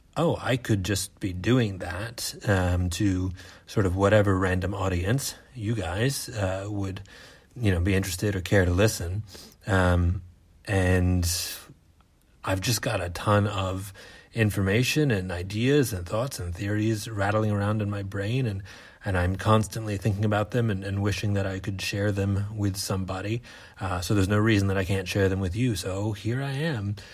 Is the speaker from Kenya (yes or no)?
no; United States; moved away as an adult; now in Australia; I am an American theater artist, now living in Australia